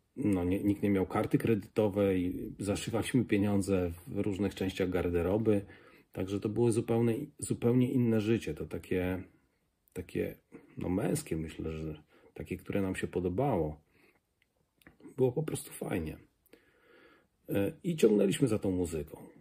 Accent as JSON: {"language": "Polish", "area": "a village near Kraśnik", "region": "Lublin Voivodeship", "country": "Poland", "tie": "born or raised there", "said": "Jestem e, z wsi pod Kraśnikiem"}